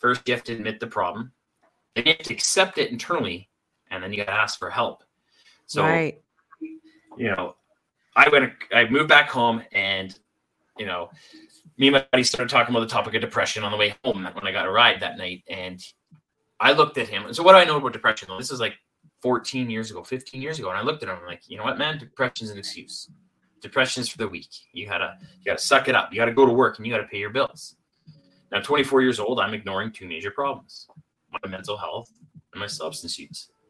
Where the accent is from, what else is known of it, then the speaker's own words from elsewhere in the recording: Salmon Arm, British Columbia, Canada; I end up moving back home to a small town, my hometown, Salmon Arm, British Columbia, Canada